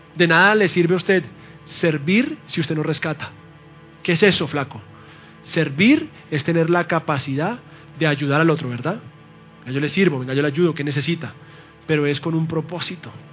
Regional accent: Colombia; mi esposa es colombiana y yo también

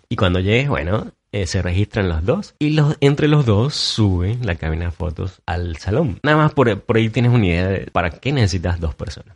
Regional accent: Maturín, Monagas, Venezuela; moved away; desde mi ciudad natal, Maturín

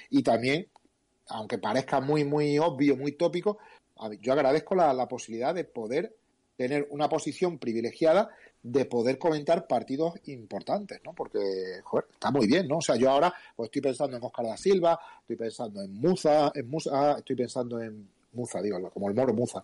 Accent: Cáceres, Extremadura, Spain; moved away; also born or lived in Japan; yo soy de la Madrila, quizás es donde yo me siento más bueno, donde he crecido

